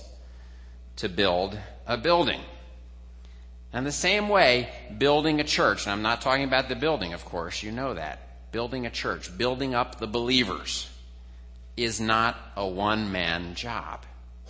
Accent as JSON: {"language": "English", "region": "New Jersey", "country": "United States", "tie": "born or raised there", "said": "where I grew up in New Jersey"}